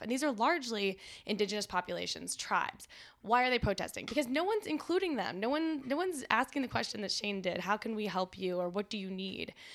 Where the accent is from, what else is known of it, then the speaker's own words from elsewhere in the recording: Canada; moved away; also born or lived in Washington, D.C.; as a Canadian